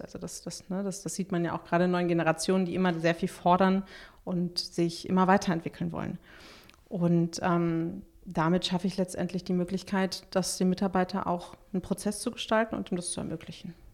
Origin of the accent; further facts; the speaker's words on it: Berlin, Germany; bin ich Berlinerin